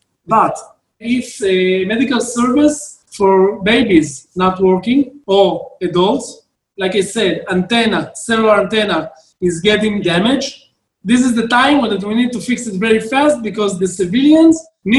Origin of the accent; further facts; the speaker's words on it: Tirat Carmel, Haifa District, Israel; I'm born in Tirat HaKarmel. It's a small town, you know, in the 80s, 90s, you don't have something to do. You go to the Scout and Beitar and Bnei Akiva and whatever you have in the small area that you live in.